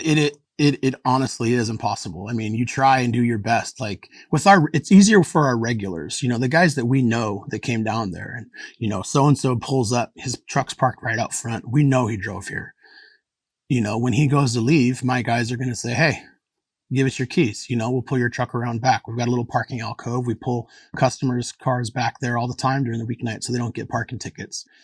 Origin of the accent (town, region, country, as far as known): Anchorage, Alaska, United States; born or raised there